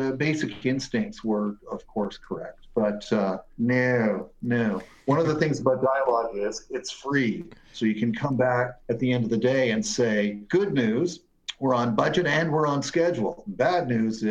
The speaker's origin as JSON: {"language": "English", "town": "Hamilton", "region": "Ontario", "country": "Canada", "moved": "yes", "lives_now": "Toronto, Canada", "said": "I am from Hamilton"}